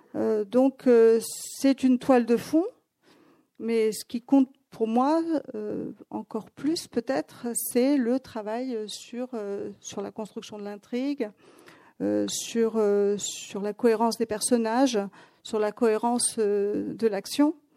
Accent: Athens, Attica, Greece; moved away; also born or lived in Paris; quand j'ai grandi à Athènes

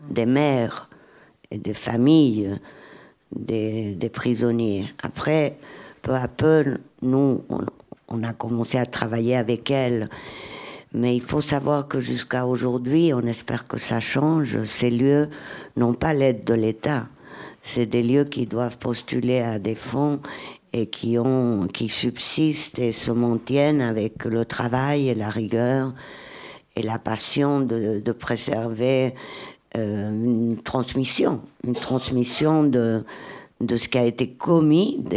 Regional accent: Catalonia, Spain; French is a second language; Je viens d'Espagne, là, de Catalogne. C'est horrible comment ça s'est passé en Espagne.

